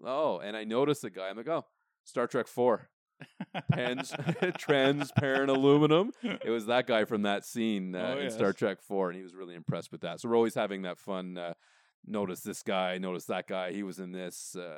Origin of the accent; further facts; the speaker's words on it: Canada; we're Canadian